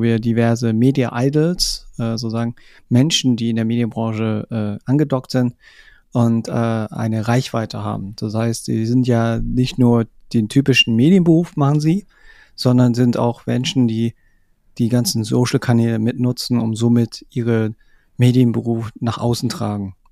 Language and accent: German; Munich, Bavaria, Germany; ich komme aus München